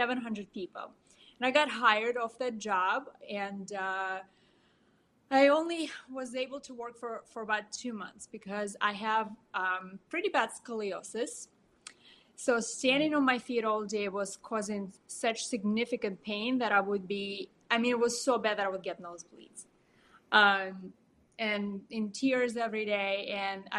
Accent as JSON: {"language": "English", "region": "Moscow", "country": "Russia", "tie": "born or raised there", "also_born_or_lived": "New York City", "moved": "as an adult", "said": "I was born in Moscow, Russia. Spent my childhood in Moscow"}